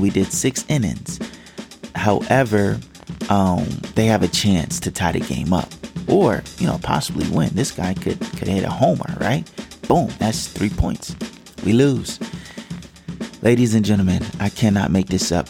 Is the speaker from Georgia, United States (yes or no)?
yes; Georgia, United States; we grew up in Georgia